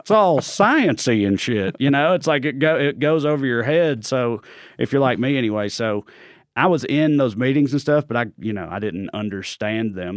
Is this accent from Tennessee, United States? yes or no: yes; Clay County, Tennessee, United States; accent: Southern; moved away as an adult; also born or lived in Knoxville, Tennessee; now in Los Angeles, United States; I'm from Clay County, Tennessee